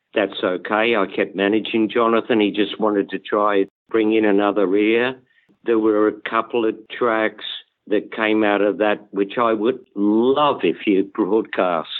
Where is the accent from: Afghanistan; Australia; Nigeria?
Australia; moved away; I'm Australian